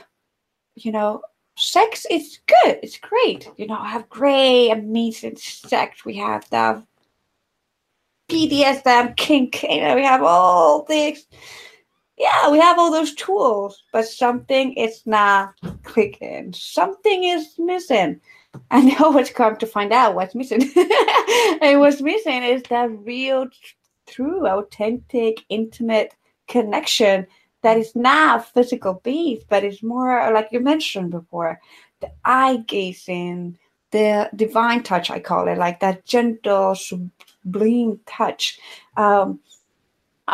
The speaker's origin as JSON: {"language": "English", "country": "Ecuador", "tie": "born or raised there", "said": "I grew up in Ecuador"}